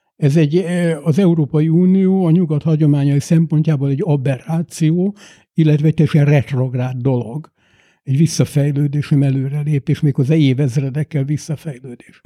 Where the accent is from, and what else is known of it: Hungary; also born or lived in London, United Kingdom; now in United Kingdom